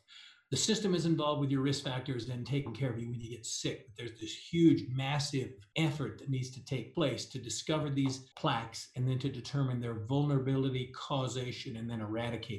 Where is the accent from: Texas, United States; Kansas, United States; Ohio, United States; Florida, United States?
Kansas, United States; now in Denver, United States; I grew up in Kansas